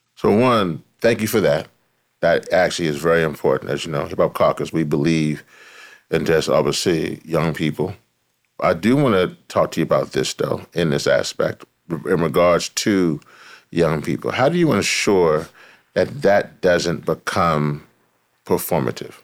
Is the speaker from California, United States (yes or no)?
no; Louisiana, United States; Louisiana. Yeah. Is my home state